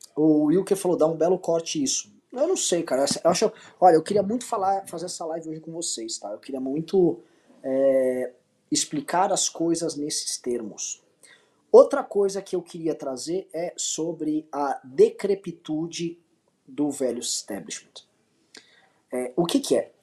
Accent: Brazil; eu sou brasileiro e eu sou um brasileiro descendente de portugueses, espanhóis, um pouco de italianos

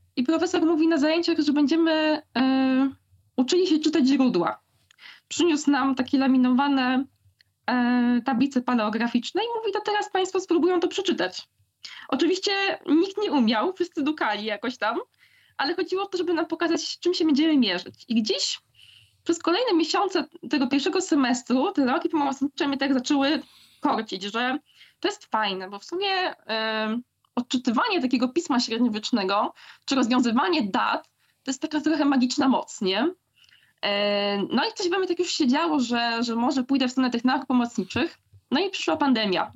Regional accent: Silesian Voivodeship, Poland; z mojego kochanego Śląska, skąd pochodzę

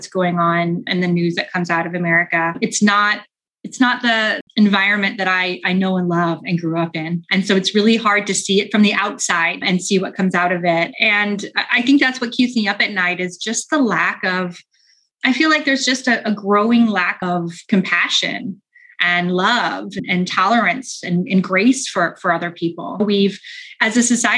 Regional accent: St. Louis, Missouri, United States; moved away as an adult; now in United Kingdom; I grew up in the Midwest. So I'm from a town called St. Louis, which is not too far from Chicago.

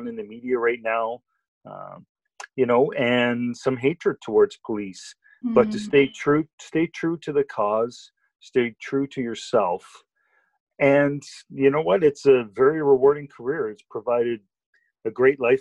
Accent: Bowmanville, Ontario, Canada; I had one role model in particular that I grew up with in Bowmanville

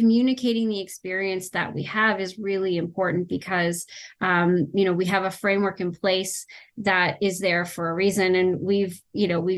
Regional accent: Canada; I'm Canadian

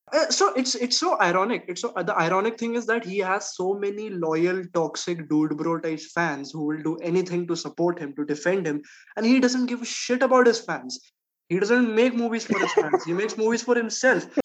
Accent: India; as an Indian I felt offended

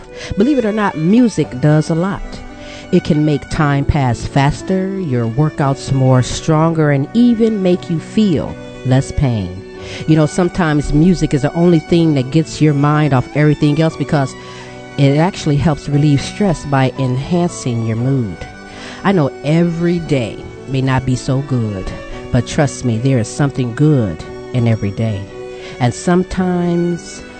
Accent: Ohio, United States; I'm from Ohio

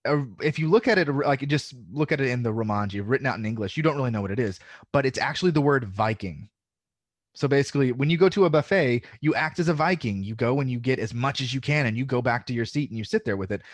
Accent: the South, United States; accent: Southern; And in high school, I decided I was going to get rid of my Southern accent.

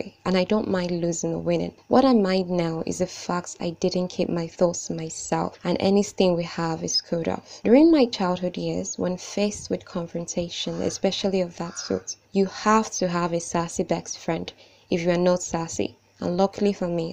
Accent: Nigeria; I am Nigerian and 20 years of age

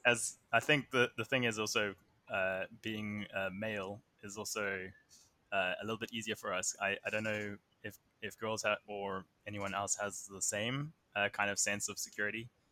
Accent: Somerset West, Western Cape, South Africa; I come from Somerset West, which is about thirty minutes outside of Cape Town

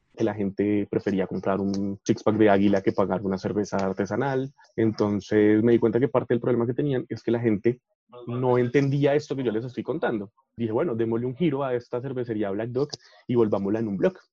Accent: Colombia; No tenemos una identidad propia que nos defina como pueblo

